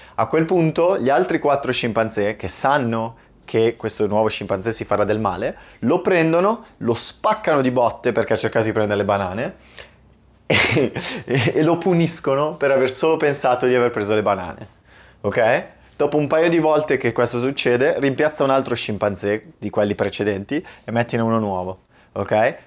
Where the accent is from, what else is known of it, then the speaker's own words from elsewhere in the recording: Italy; il mio ruolo da italiano nel mondo